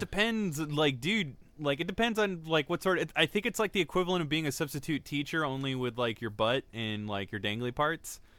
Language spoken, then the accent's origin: English; United States; we're American